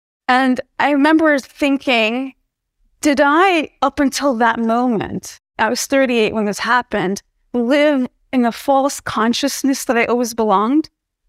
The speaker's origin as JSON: {"language": "English", "region": "New Jersey", "country": "United States", "tie": "born or raised there", "said": "but I was born and raised in New Jersey in the United States."}